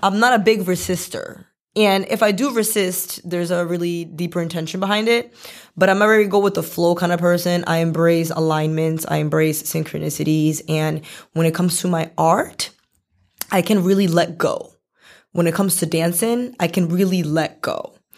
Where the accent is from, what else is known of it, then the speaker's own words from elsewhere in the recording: Boston, Massachusetts, United States; also born or lived in Medellin, Colombia; I came here when I was really small, like, two years old. So, I ba, I'm basically from Boston